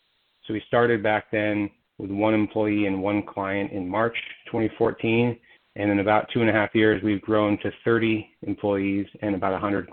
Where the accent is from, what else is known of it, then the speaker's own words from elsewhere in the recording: Silicon Valley, California, United States; I was raised in Silicon Valley.